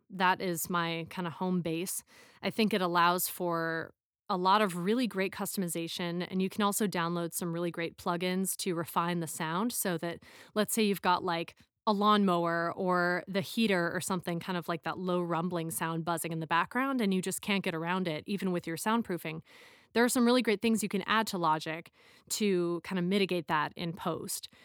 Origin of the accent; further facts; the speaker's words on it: Chicago, Illinois, United States; moved away as an adult; also born or lived in Philadelphia / Hong Kong; I'm from Chi-, the Chicago area origi-, originally